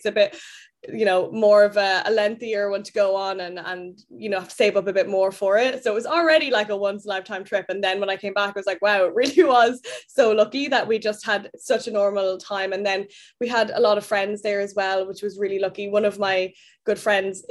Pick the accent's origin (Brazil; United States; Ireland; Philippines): Ireland; moved away as an adult; now in London, United Kingdom; I am Irish. I'm from the countryside of Ireland, like the kind of middle of nowhere, beautiful green fields. And I now live in London.